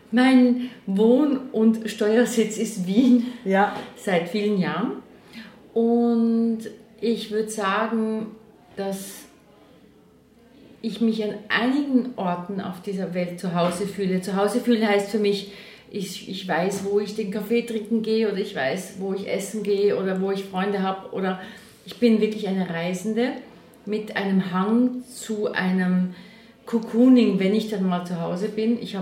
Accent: Allschwil, Basel-Landschaft, Switzerland; Na, ich bin aufgewachsen in Allschwil bei Basel mit einem Vater aus Österreich

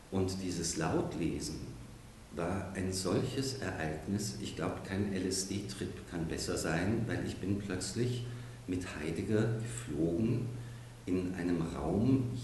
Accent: Munich, Bavaria, Germany; Da habe ich dort, wo ich aufgewachsen bin, in München, stand ich am Kanal und habe meinen Drachen steigen lassen.

